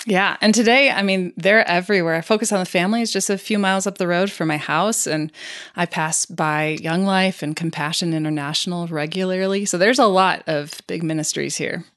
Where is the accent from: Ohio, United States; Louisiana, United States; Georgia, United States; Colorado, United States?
Colorado, United States; Colorado Springs; my hometown of Colorado Springs